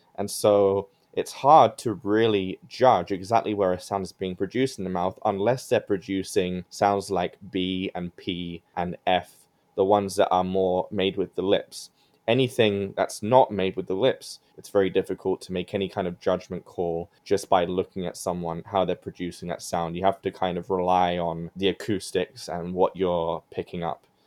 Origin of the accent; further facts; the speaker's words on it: London, United Kingdom; moved away as an adult; now in Michigan, United States; I am from London, UK, and it's a city of immense diversity.